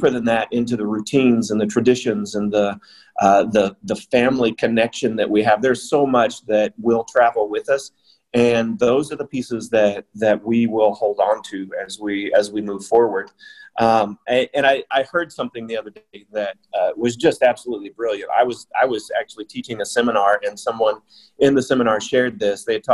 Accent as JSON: {"language": "English", "country": "United States", "moved": "yes", "lives_now": "China", "said": "my home country in the U.S."}